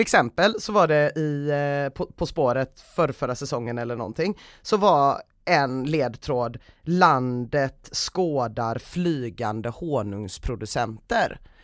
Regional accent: Gothenburg, Västra Götaland, Sweden; also born or lived in Southeast Asia; I grund och botten ifrån Göteborg, absolut. Eh, bott här hela mitt liv utom några år när mina föräldrar tvingade mig att bo i Sydostasien

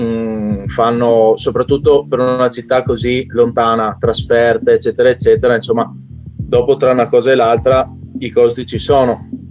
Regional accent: Trieste, Friuli-Venezia Giulia, Italy; Da triestino a triestino, per cui adesso l'ho ereditato. Eh, per il momento sono l'unico triestino in circolazione

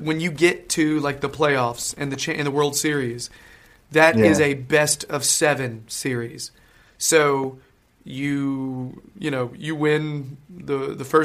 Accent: North Carolina, United States; now in United Kingdom; I'm from North Carolina

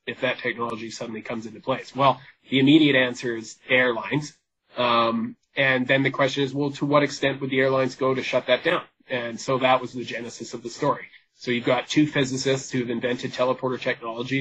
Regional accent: British Columbia, Canada; I'm Canadian, but I identify as a British Columbian first.

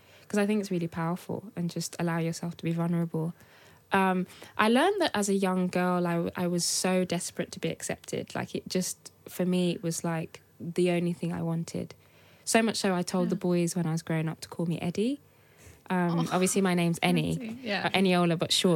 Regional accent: Birmingham, West Midlands, United Kingdom; also born or lived in Nigeria; I'm from Birmingham. That's all I knew growing up

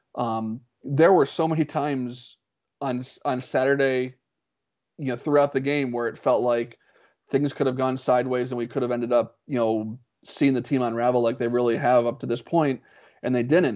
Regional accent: Columbus, Ohio, United States; also born or lived in Pennsylvania; now in Michigan, United States; growing up in Columbus and now living in Michigan

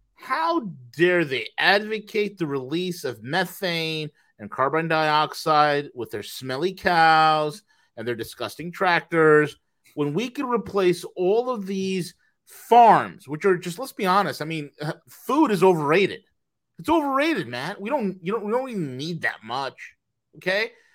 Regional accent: Australia; being Australian

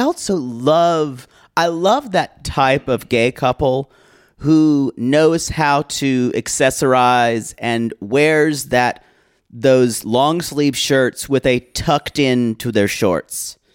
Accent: Saginaw, Michigan, United States; I'm from Saginaw

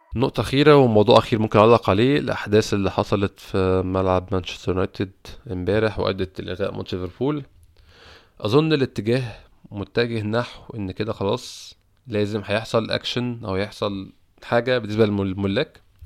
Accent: Egypt; عندنا في مصر

